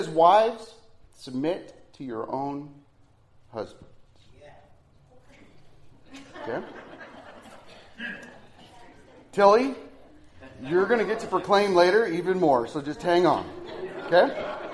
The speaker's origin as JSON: {"language": "English", "region": "Nebraska", "country": "United States", "said": "I'm from Nebraska."}